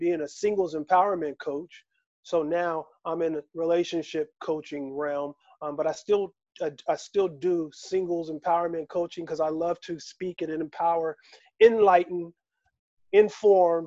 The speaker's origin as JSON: {"language": "English", "town": "Philadelphia", "region": "Pennsylvania", "country": "United States", "moved": "yes", "lives_now": "Las Vegas, United States", "said": "I'm from Philadelphia, which is known as the city of brotherly love"}